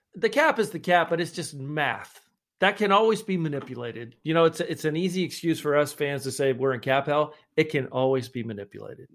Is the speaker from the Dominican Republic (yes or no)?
no; Scotland, United Kingdom; I'm the Scotsman